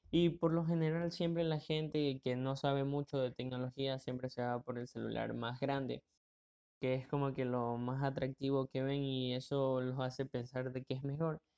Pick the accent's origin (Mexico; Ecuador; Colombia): Ecuador; Tengo 17 años y soy de Ecuador. Y bueno, aquí en Ecuador el podcast no es muy conocido